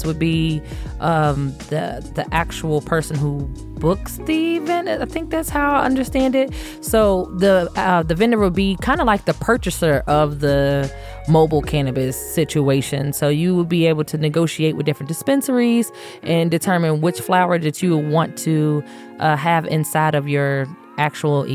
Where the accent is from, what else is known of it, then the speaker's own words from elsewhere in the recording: Louisville, Kentucky, United States; moved away; I'm originally from Louisville, Kentucky